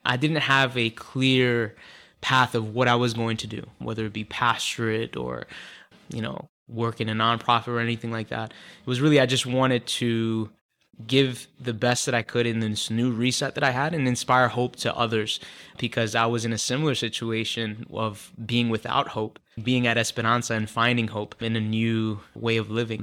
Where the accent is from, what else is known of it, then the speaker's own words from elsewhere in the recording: Philadelphia, Pennsylvania, United States; also born or lived in Leominster, Massachusetts; just was raised in Philadelphia all my life by a single mother